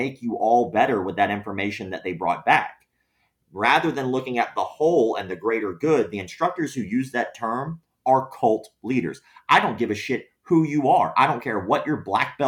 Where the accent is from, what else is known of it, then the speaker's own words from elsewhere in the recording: the South, United States; I don't have the accent, man. I'm from the South